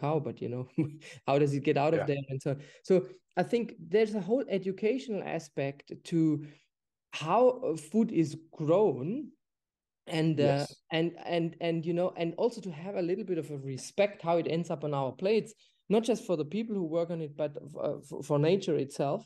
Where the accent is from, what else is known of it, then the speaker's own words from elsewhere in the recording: Germany; moved away; I'm from Germany originally.